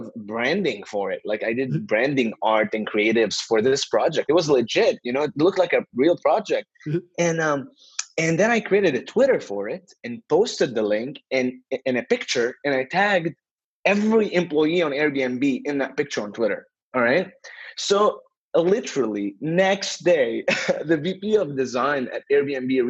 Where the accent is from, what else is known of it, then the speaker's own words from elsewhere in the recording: Beirut, Beirut Governorate, Lebanon; I'm originally from Beirut, Lebanon